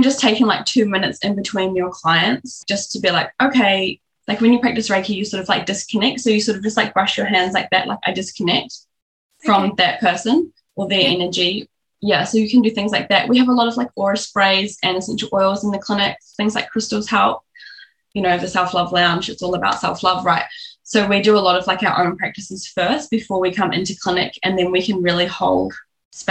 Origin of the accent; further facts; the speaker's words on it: New Zealand; now in Australia; I'm from New Zealand